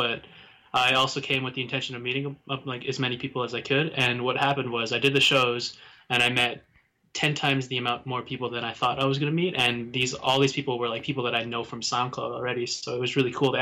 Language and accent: English; Saskatoon, Saskatchewan, Canada; now in Nelson, Canada; I'm living in Nelson, but I'm from Saskatoon, Saskatchewan